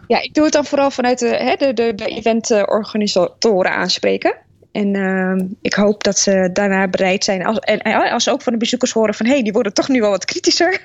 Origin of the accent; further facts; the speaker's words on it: Netherlands; we zijn best wel kritisch uh, als Nederlanders op allerlei dingen